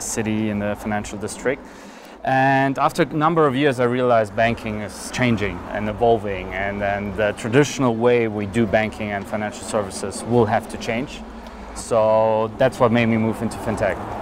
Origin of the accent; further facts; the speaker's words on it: Berlin, Germany; moved away as an adult; also born or lived in London; now in Zug, Switzerland; So I grew up in Germany, in Berlin, Germany.